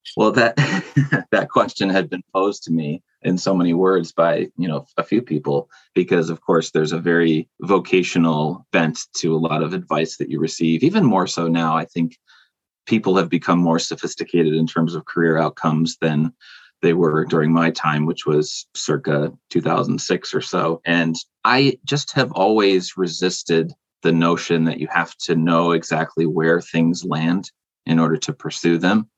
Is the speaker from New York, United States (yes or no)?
yes; rural area between Buffalo and Rochester, New York, United States; I'm from Buffalo, New York, but more specifically, kind of a rural no man's land in between Buffalo and Rochester